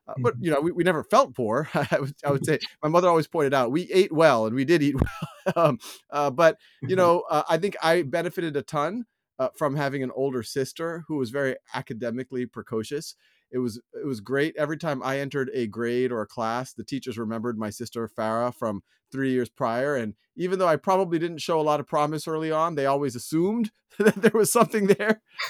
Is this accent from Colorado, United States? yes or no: no; Metairie, Louisiana, United States; born there; I was born in 1976 in Metairie, Louisiana, which is right outside of New Orleans. It's actually between the airport and the downtown area.